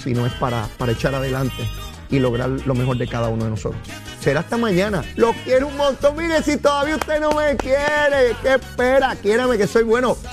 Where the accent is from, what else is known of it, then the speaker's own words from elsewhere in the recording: Puerto Rico; mi pueblo de Puerto Rico